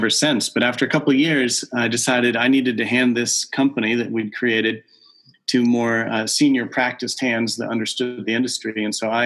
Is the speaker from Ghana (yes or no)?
no; Southern California, United States; moved away as an adult; also born or lived in Aberdeen, Scotland / Massachusetts; I was born and raised in Southern California